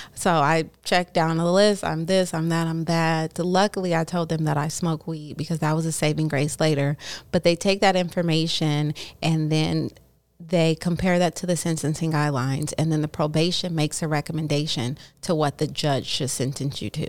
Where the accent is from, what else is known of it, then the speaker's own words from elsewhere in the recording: Oakland, California, United States; also born or lived in Hayward, California / Los Angeles, California; Born and raised in Oakland